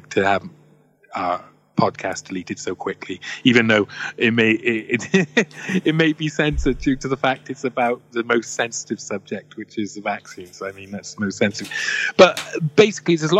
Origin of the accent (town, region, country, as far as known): Wales, United Kingdom